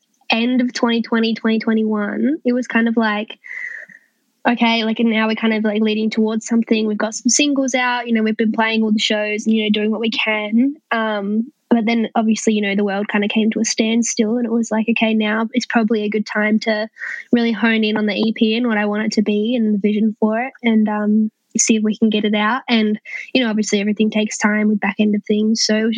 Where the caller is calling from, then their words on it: Adelaide, South Australia, Australia; I am in my bedroom in my parents' house in Adelaide.